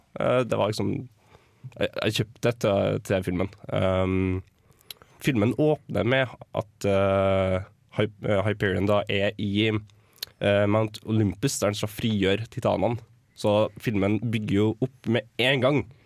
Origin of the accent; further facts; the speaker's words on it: Trondheim, Trøndelag, Norway; Jeg er jo fra Trondheim